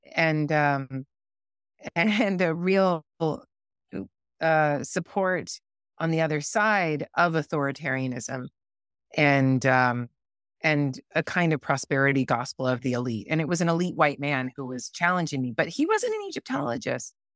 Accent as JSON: {"language": "English", "country": "United States", "said": "I'm American"}